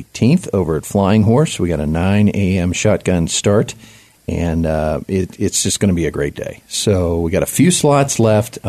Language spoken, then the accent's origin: English; Southeast, United States; now in Colorado Springs, United States; I grew up in the Southeast